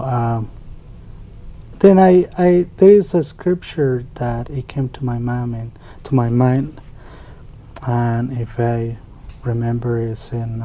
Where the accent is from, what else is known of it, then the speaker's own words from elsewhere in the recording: Mexico City, Mexico; now in United States; I was born in Mexico City, and I moved to the States